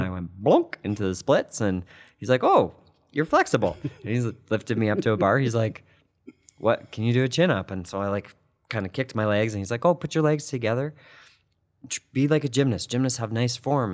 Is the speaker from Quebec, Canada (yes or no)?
no; Calgary, Alberta, Canada; I grew up in Dover, and my parents still live in the same house that I grew up in.